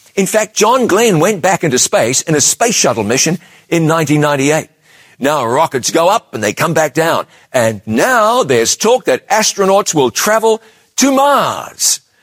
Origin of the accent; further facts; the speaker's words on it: New Zealand; my home country